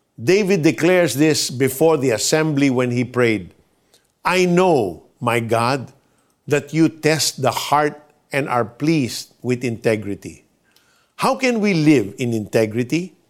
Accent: Philippines; As Filipino citizens

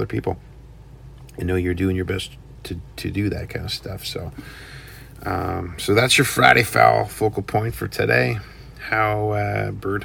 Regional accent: Canada; we're from Canada

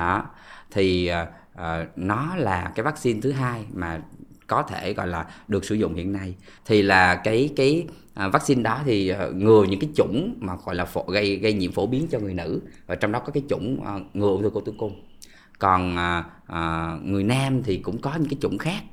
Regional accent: Vietnam; mình người Việt Nam

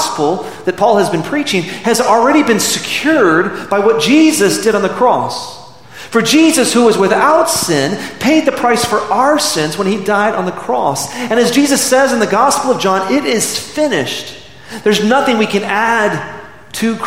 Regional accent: Midland, Texas, United States; I remember growing up in Midland, Texas in the late 70s and early 80s.

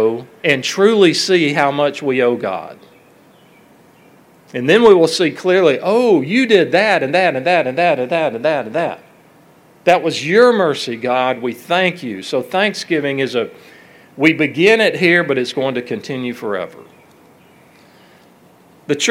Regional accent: Alabama, United States; my hometown and in Alabama

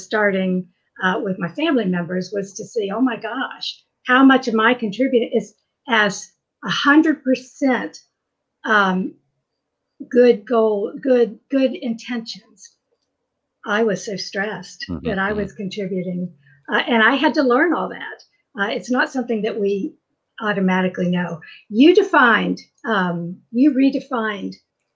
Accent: West Virginia, United States; I'm from West Virginia with coal mines

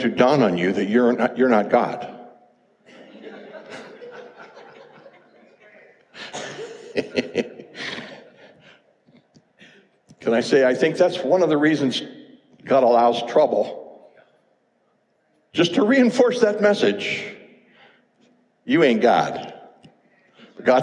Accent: United States; as an American, I've loved my country all these years.

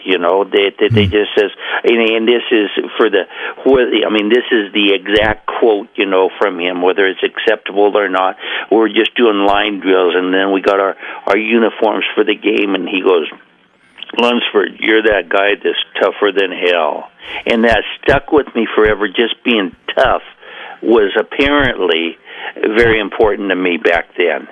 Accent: Coos Bay, Oregon, United States; also born or lived in Portland, Oregon; I grew up in Coos Bay.

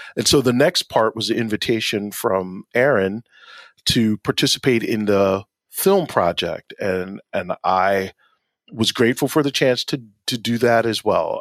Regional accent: Asbury Park, New Jersey, United States; I was born and raised in Asbury Park

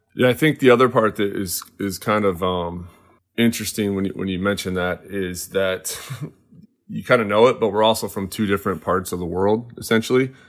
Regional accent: Cedar Rapids, Iowa, United States; now in West Coast, United States; I am from Cedar Rapids, Iowa

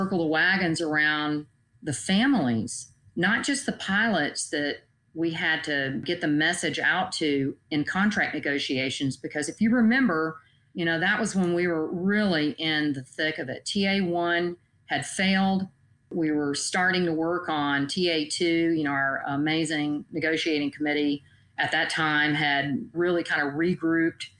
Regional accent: Georgia, United States; moved away; also born or lived in Alaska; I was born and raised in Georgia on a farm

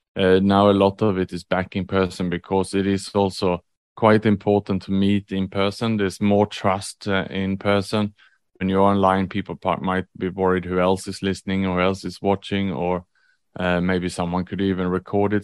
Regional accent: Sweden; moved away as an adult; also born or lived in Australia / Vietnam / Indonesia / Thailand; now in Singapore; I was born in Sweden

